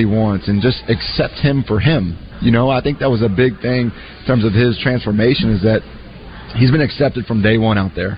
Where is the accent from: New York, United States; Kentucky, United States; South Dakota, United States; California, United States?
Kentucky, United States; Louisville; moved away as an adult; also born or lived in Texas; I'm born and raised in Louisville, Kentucky